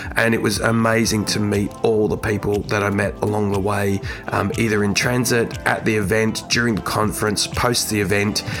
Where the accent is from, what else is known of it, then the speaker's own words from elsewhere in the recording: Australia; Perth, in Australia, in my home country.